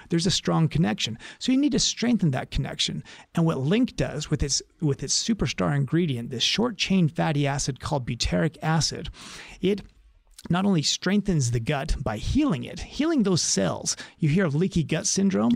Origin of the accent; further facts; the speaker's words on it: Utah, United States; moved away as an adult; now in San Diego, United States; growing up in Utah